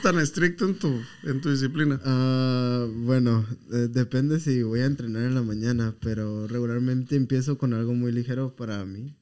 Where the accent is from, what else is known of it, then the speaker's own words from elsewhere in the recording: Mexico; como mexicanos